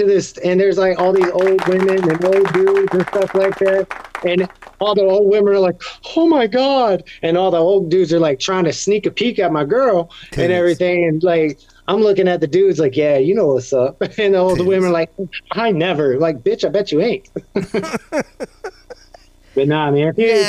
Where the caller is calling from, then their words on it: Cape Coral, Florida, United States; Yeah, I'm down here in Cape Coral, Florida, right where Hurricane Ian hit, as a matter of fact.